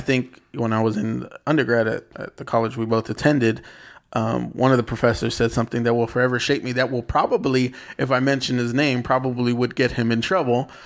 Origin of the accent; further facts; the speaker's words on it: San Bernardino, California, United States; also born or lived in Texas; now in Los Angeles, United States; I grew up in San Bernardino. I grew up